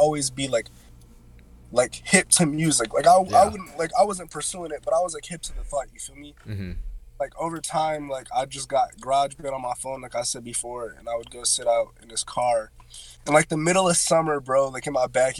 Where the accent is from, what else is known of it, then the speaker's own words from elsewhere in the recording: Ohio, United States; when I went to college in Cincinnati, because I'm from Ohio.